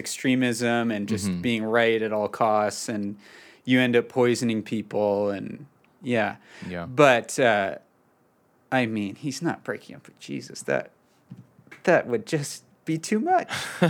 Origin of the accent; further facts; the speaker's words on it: Calgary, Alberta, Canada; I'm from Calgary. I'm in Calgary right now.